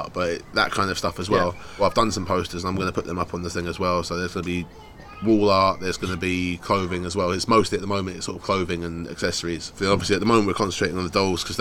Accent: United Kingdom; I'm not proud of being British

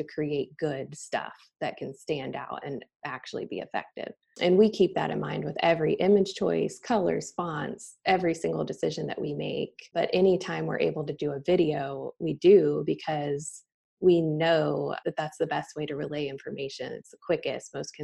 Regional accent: Atlanta, Georgia, United States; also born or lived in Alabama; now in Charlotte, United States; We're both from Atlanta

